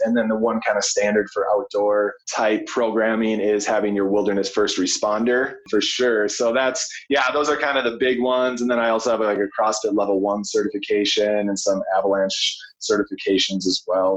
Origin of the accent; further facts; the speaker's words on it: Minnesota, United States; moved away as an adult; now in Colorado, United States; growing up in Minnesota